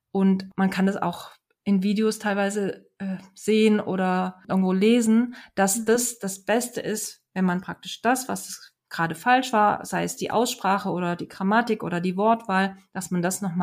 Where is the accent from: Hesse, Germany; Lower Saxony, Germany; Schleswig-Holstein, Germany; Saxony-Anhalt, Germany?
Hesse, Germany; ich komme aus Hessen und habe Hochdeutsch gelernt und bin dann nach Baden-Württemberg gekommen